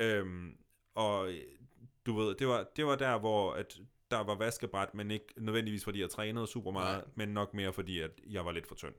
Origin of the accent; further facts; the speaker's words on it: Denmark; now in Copenhagen, Denmark; jeg flytter tilbage til Jylland